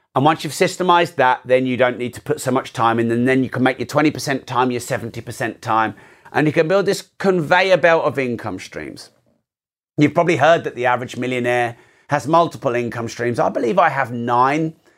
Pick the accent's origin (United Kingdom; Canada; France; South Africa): United Kingdom; I'm very British